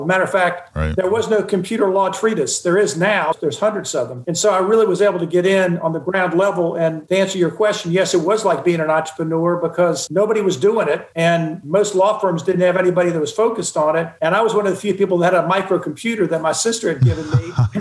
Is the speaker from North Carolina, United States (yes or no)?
yes; Charlotte, North Carolina, United States; also born or lived in Cincinnati, Ohio / Raleigh, North Carolina; now in Atlanta, United States; We moved to Charlotte when I was in the second grade. And that's really where I considered my hometown and grew up